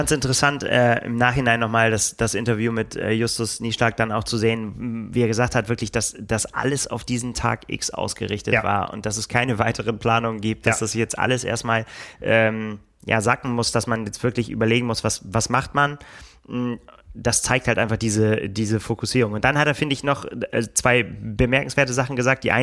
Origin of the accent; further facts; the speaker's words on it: Bremen, Germany; Ja, ich bin Bremer auch. Das ist